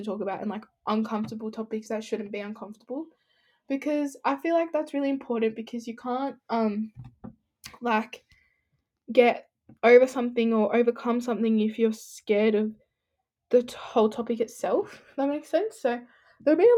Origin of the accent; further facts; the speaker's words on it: Sydney, New South Wales, Australia; I'm 16, I'm from Sydney